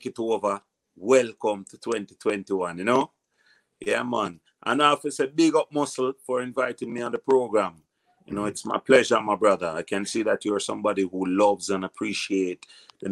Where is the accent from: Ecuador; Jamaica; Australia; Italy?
Jamaica; Kingston; also born or lived in Portmore, Jamaica / Red Hills, Jamaica; I was born in Concrete Jungle, Jonestown, and then I move up further to the top of Jungle, which was Havana.